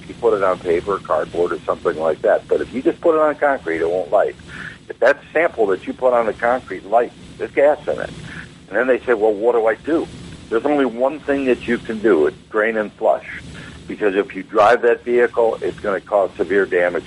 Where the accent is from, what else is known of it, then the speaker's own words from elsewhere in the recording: Wisconsin, United States; moved away; I'm from Wisconsin originally, and up there it gets quite cold